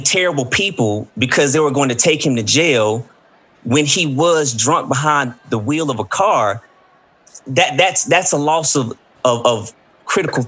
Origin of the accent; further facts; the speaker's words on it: Columbus, United States; my hometown in Columbus